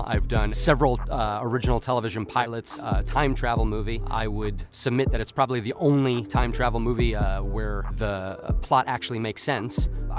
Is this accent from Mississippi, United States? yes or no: no; New York City, New York, United States; now in Las Vegas, United States; I'm originally from Queens, New York, but I've resided in Las Vegas, Nevada for about 22 years now.